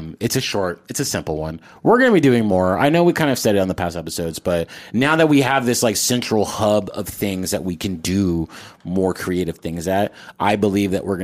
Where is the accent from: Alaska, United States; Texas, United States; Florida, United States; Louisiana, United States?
Texas, United States; we're from Texas, so we have HEB